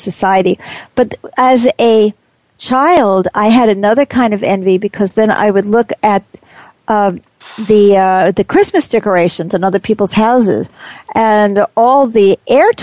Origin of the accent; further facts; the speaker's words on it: United States; I'm very much an American